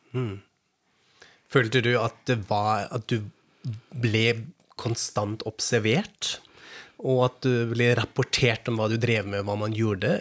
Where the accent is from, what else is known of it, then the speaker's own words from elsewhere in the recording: Frankfurt am Main, Hesse, Germany; Norwegian is a second language; moved away; jeg er fra Frankfurt am Main, fra Vest-Tyskland